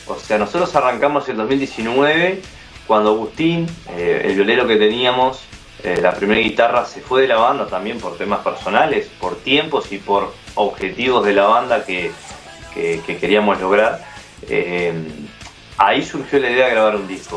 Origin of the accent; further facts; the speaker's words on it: San Ramón, Canelones, Uruguay; nací en San Ramón, que es una ciudad, la ciudad más al norte de Canelones.